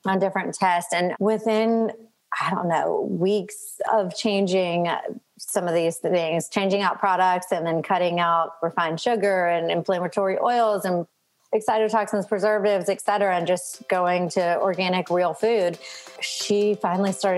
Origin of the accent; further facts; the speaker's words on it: Louisiana, United States; now in Mississippi, United States; So I currently live in Mississippi. I'm from Louisiana